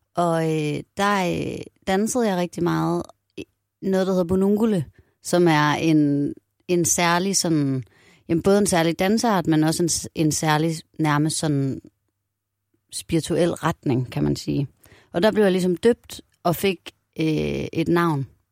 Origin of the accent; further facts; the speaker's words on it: Aarhus, Central Denmark Region, Denmark; Jeg er vokset op i Aarhus, og min familie er fra faktisk all over. Nogen fra Nordjylland, nogen fra øh, København. Og så flyttede min mor til Aarhus, da jeg var seks.